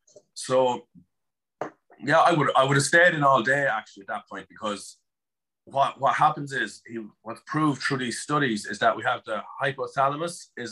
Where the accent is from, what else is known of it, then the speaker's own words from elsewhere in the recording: Netherlands; born there; I was born in Holland, but he was living in Poland with his parents.